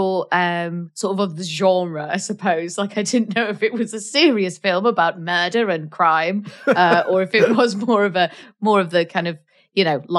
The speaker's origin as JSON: {"language": "English", "region": "North Wales", "country": "United Kingdom", "said": "I am from North Wales, which is the most beautiful place in the world."}